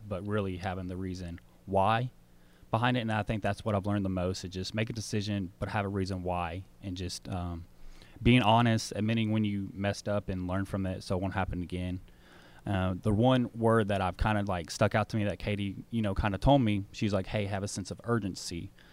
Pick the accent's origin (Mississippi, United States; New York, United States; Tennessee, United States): Tennessee, United States; Smyrna; also born or lived in Nashville / Murfreesboro / Jackson, Tennessee; I was born in Nashville, grew up in Smyrna, Tennessee all my life